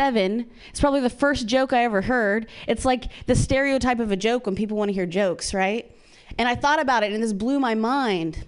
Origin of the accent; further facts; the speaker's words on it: Ohio, United States; now in California, United States; I'm from Ohio